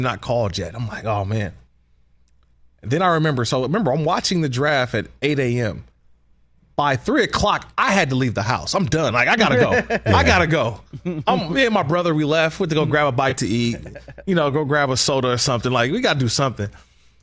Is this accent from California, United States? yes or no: yes; California, United States; 510 was also my hometown's area code